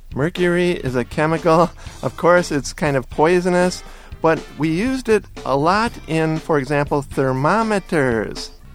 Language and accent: English; United States; I was raised near the Canadian border